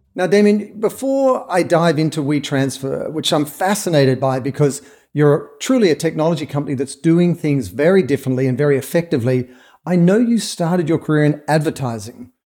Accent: Australia; moved away; as an Australian, I made the pilgrimage to Saatchi and Saatchi and Charlotte Street in London

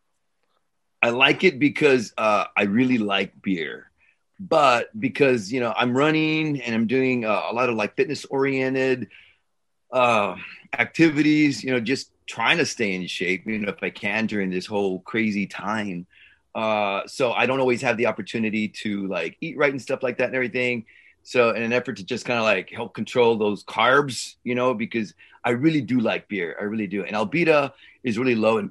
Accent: San Antonio, Texas, United States; also born or lived in Los Angeles, California; I was born in Los Angeles, in East LA. Los Angeles. Stayed there for a while. My parents moved to San Antonio

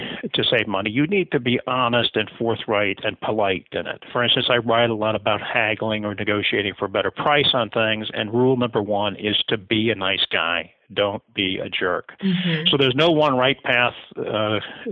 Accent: the rural Midwest, United States; I grew up in the rural Midwest, lower income family

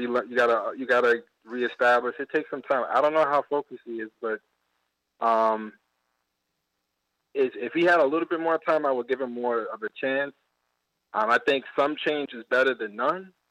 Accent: New York City, New York, United States; now in Chicago, United States; I'm originally from Brooklyn

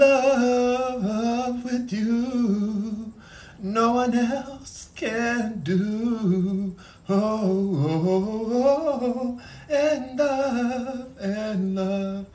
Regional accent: Los Angeles, California, United States; I'm from California, Los Angeles.

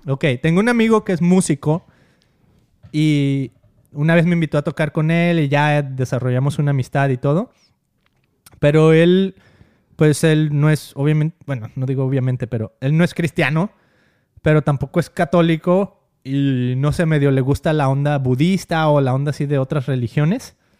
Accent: Mexico; born or raised there

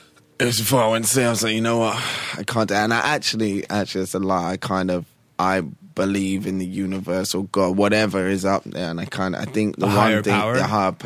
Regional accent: Bushey, East of England, United Kingdom; moved away as an adult; also born or lived in London; now in California, United States; I'm from a little town called Bushy, just next to Watford

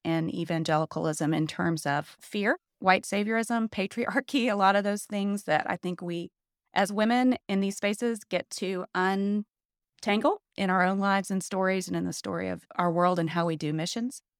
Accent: Atlanta, Georgia, United States; moved away; I grew up in Atlanta, and I grew up in kind of the just epicenter of white Southern evangelicalism

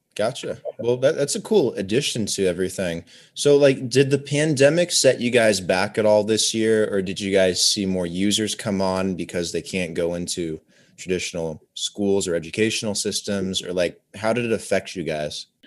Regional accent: Oregon, United States; moved away as an adult; also born or lived in Medellin, Colombia; now in Las Vegas, United States; I grew up in Oregon

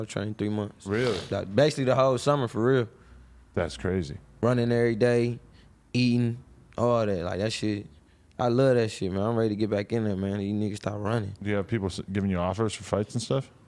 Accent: Detroit, Michigan, United States; I'm from West Side … all them from the East. I'm from the West.

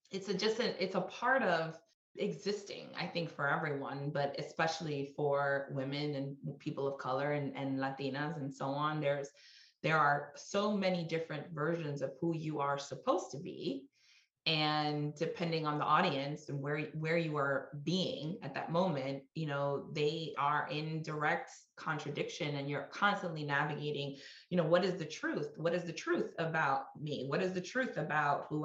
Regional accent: New York City, New York, United States; I grew up in Washington Heights in New York City to Dominican parents

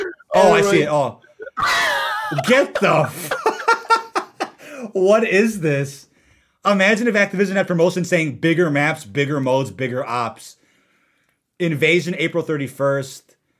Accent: London, United Kingdom; Park messes with my head for English accent is better than mine, and I'm from London.

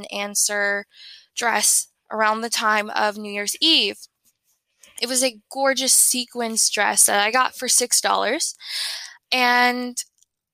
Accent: Tennessee, United States; I am from Tennessee

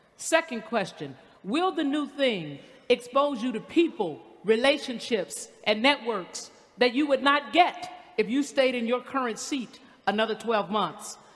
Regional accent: the South, United States; I'm from the South

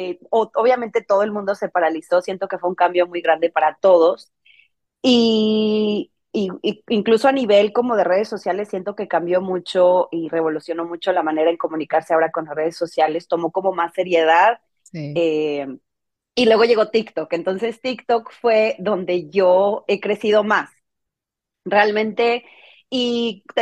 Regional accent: Mexico; moved away; porque yo siempre he vivido fuera de, México, yo soy mexicana, toda mi familia está en México.

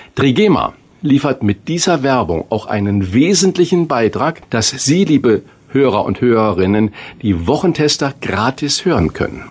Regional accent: Northern Germany, Germany; als Norddeutscher

